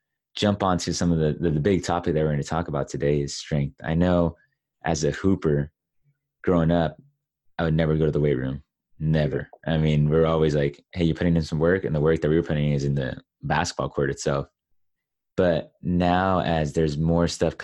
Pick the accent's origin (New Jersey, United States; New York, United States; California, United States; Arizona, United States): California, United States; Los Angeles; I grew up in Los Angeles